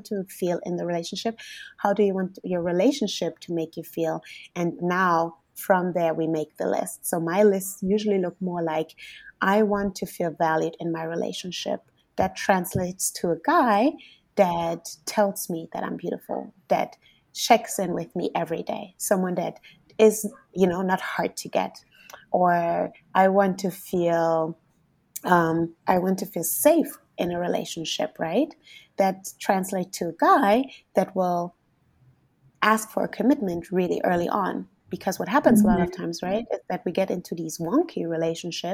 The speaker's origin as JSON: {"language": "English", "country": "Germany", "said": "I'm from Germany"}